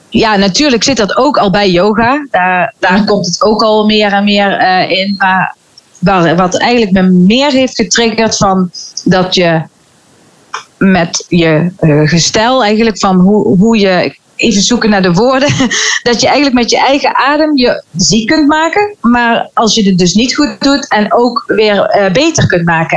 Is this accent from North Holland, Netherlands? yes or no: no; Veghel, North Brabant, Netherlands; ik kom uit Vechel